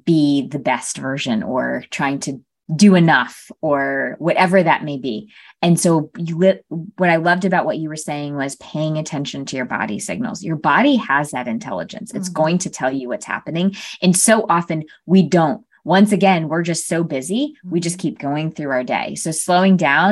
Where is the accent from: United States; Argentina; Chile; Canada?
United States; Connecticut; My sister and I were raised in Connecticut, very small town in Connecticut.